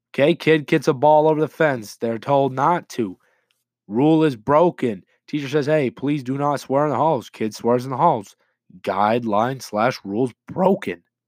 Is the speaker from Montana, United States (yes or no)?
no; Layton, Utah, United States; my hometown of Layton, Utah